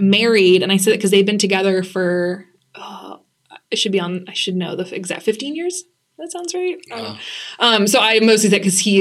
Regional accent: Lewiston, Maine, United States; moved away as an adult; now in Boston, United States; I grew up in Lewiston, Maine

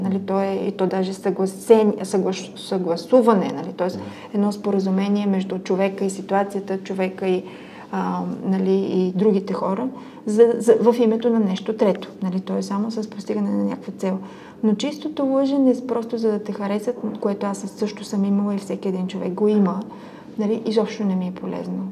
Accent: Sofia, Sofia City, Bulgaria; аз съм израсла в Люлин, това е един такъв квартал

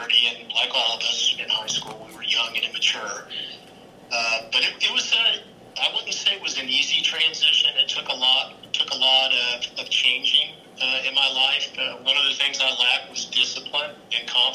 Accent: Danville, Indiana, United States; moved away as an adult; now in Riyadh, Saudi Arabia; I grew up in Danville, lived there for most of my childhood.

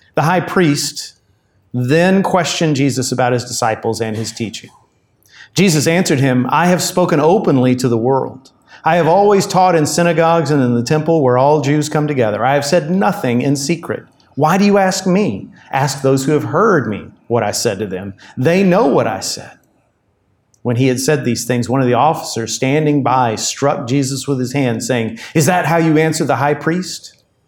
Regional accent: United States; us as American Christians

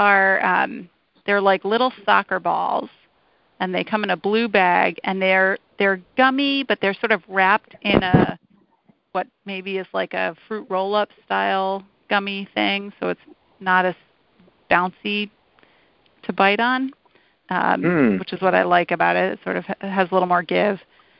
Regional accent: Arlington, Massachusetts, United States; my hometown, which was Arlington, Massachusetts, when I was growing up.

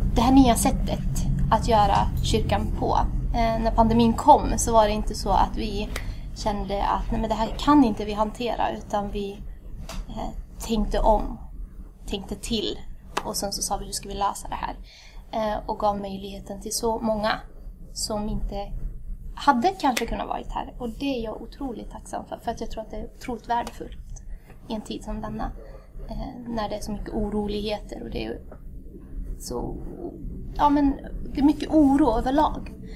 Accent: Värmland, Sweden; also born or lived in Addis Ababa, Ethiopia; jag är född i Addis, Etiopien. Har föräldrar som är ursprungligen ifrån Eritrea. Eh, kom till Sverige när jag var cirka sju, cirkus. Ehm, och sen har jag haft, eh, sen har jag blivit värmlänning.

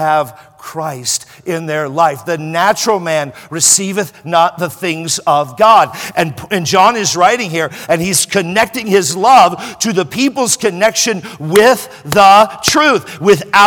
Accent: California, United States; I'm from California

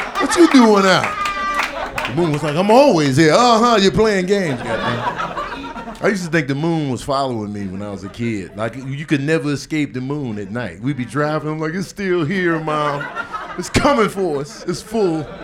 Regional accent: Chicago, Illinois, United States; I'm from Chicago

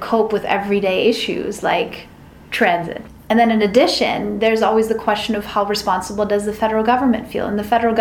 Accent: Berlin, Germany; now in New York City, United States; I'm from Berlin, which is the biggest city in Germany

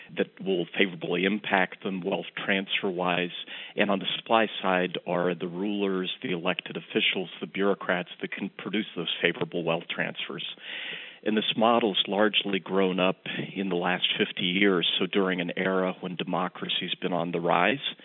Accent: New York, United States; also born or lived in Rochester, New York; my home state of New York

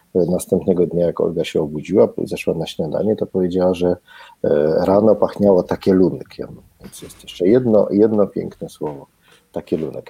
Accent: Kraków, Lesser Poland, Poland; ja jestem z Krakowa i po prostu wszystko zdrabniam

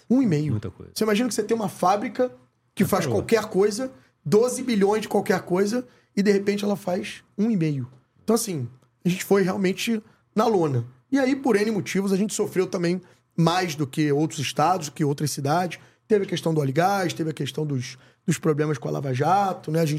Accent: Rio de Janeiro, Brazil

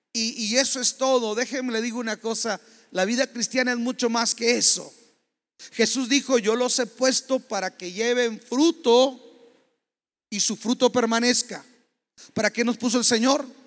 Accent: Mexico; como mexicanos y como latinoamericanos

